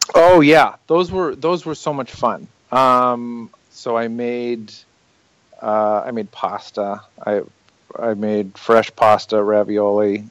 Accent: outside of Chicago, Illinois, United States; I grew up outside of Chicago

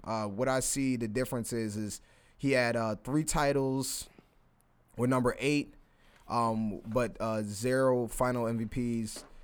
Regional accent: Philadelphia, Pennsylvania, United States; I'm from Philly

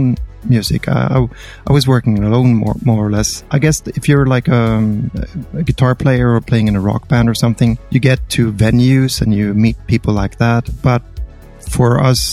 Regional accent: Sweden; I'm from Sweden

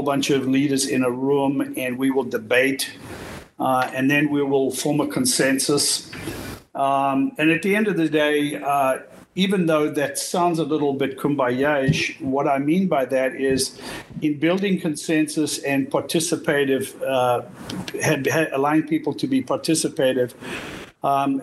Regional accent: South Africa; now in United States; I'm originally from South Africa. Moved to the United States in 1979

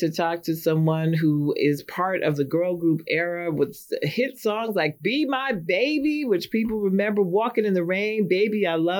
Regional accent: New York City, New York, United States; I'm from Manhattan, too.

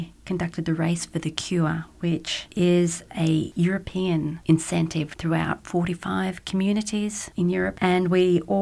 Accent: Australia; moved away as an adult; now in Luxembourg; I'm Australian, so I moved here in 1998 following my husband for work

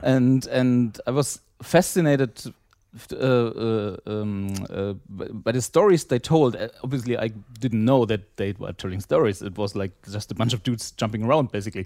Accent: East Germany, Germany; I grew up in East Germany.

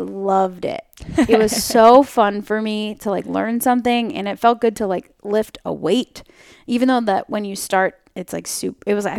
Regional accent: New York, United States; now in San Francisco, United States; So I actually am from New York. So I grew up on the East Coast

